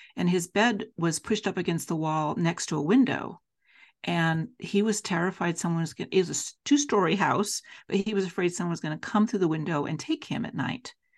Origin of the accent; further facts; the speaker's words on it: Salt Lake City, Utah, United States; also born or lived in Davis County, Utah; I'm a Salt Lake City, Utah native, and born and raised in Salt Lake